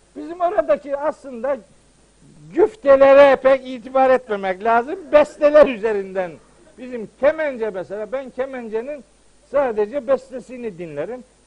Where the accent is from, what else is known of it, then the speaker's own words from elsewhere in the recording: Trabzon, Turkey; bizim Trabzon'da atma türküler var